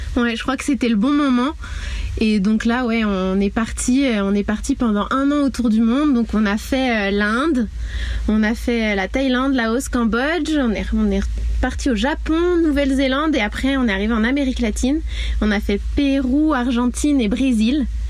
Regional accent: Mayenne, Pays de la Loire, France; moved away as an adult; also born or lived in Guadeloupe; je suis originaire de la Mayenne

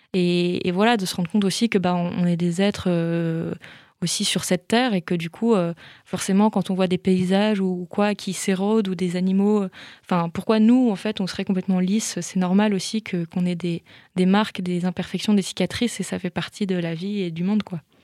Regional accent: Belle-Île-en-Mer, Brittany, France; moved away; j'ai grandi une partie de mon enfance à Belle-Île-en-Mer

